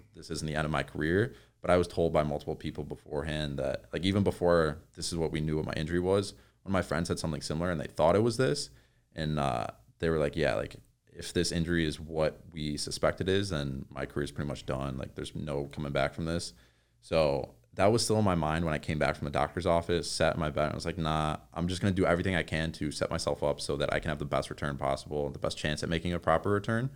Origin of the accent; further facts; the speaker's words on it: New York, United States; now in Woodland Hills, United States; I'm from New York